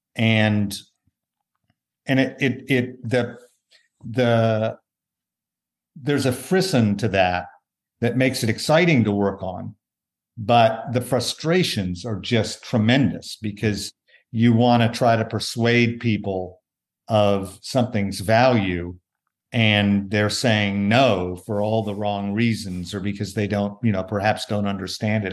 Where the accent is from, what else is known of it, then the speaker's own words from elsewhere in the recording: Tulsa, Oklahoma, United States; moved away; an event in Tulsa, Oklahoma, my hometown.